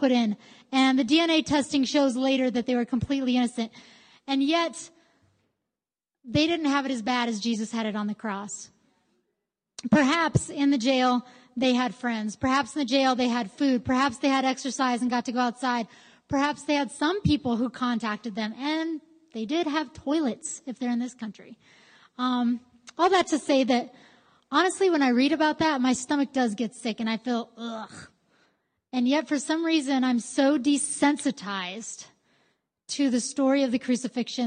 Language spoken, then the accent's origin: English; Greeley, Colorado, United States; I grew up in Greeley, well, near Greeley